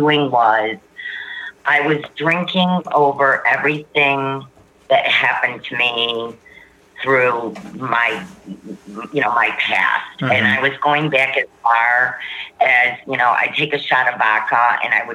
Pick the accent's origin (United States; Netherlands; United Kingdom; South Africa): United States; Warren, Michigan; now in Cincinnati, United States; I'm originally from Warren, Michigan, and I now live in Cincinnati, Ohio, 6 months out of the year